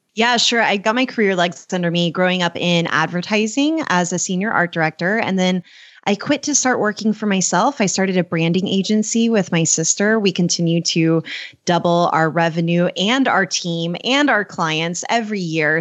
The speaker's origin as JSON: {"language": "English", "region": "Oklahoma", "country": "United States", "tie": "born or raised there", "also_born_or_lived": "Texas", "said": "I was born in Texas and grew up in Oklahoma"}